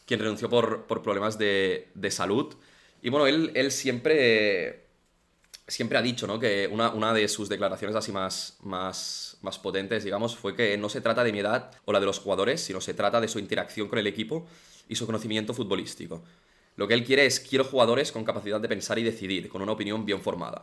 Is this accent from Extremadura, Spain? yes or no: no; Barcelona, Catalonia, Spain; la gente que somos de aquí de Barcelona